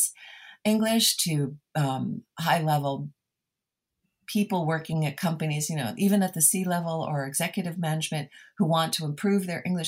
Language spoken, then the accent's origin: English; New Jersey, United States; moved away as an adult; I'm a New Jersey girl